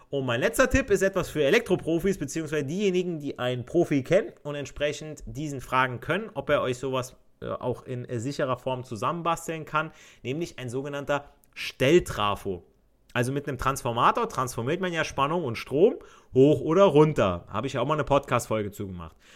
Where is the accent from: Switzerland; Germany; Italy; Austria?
Italy; Also ich, ich als Italiener sage, per favore, eh, vieni nelle corridore.